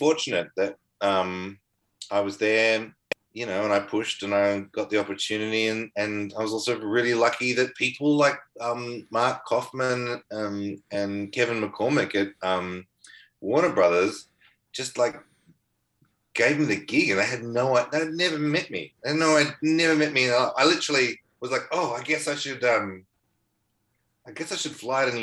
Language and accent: English; Melbourne, Victoria, Australia; moved away as an adult; the suburb I grew up in Melbourne, Mentone